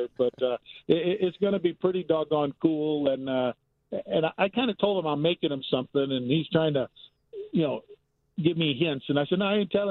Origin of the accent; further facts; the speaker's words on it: Gary, Indiana, United States; I'm coming from Gary, Indiana